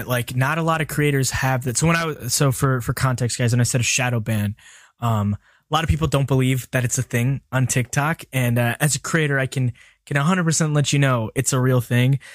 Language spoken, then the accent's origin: English; Birmingham, Alabama, United States; I'm from Birmingham, Alabama